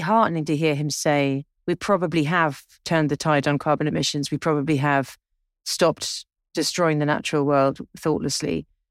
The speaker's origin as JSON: {"language": "English", "region": "England", "country": "United Kingdom", "said": "I'm English"}